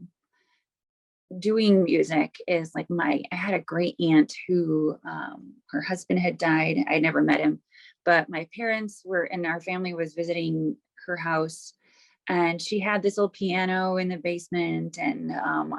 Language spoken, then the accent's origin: English; Wauwatosa, Wisconsin, United States; also born or lived in Milwaukee; I grew up in mostly Wauwatosa, on the east side of Wauwatosa, and I now live on the west side of Wauwatosa